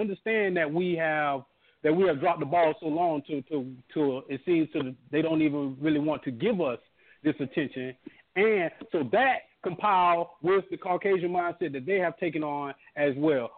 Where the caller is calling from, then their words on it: Orlando, Florida, United States; I'm from Orlando.